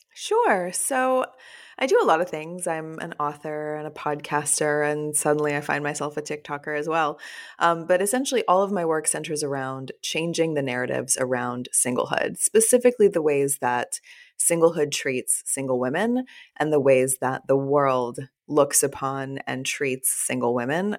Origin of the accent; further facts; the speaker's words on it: Texas, United States; also born or lived in Fort Worth / Austin / Los Angeles / Chicago; now in New Orleans, United States; I'm from the South as well, I was born and raised in Texas, and I live